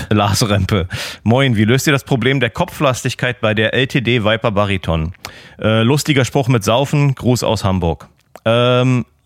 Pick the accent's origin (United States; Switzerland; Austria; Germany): Austria; Bei uns in Österreich heißt das einfach Gemma auf Hüsen.